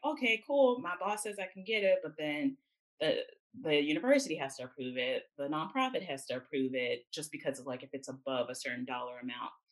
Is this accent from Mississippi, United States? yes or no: yes; Jackson, Mississippi, United States; moved away as an adult; also born or lived in Atlanta, Georgia / Nashville, Tennessee; I grew up in Jackson, Mississippi, born and raised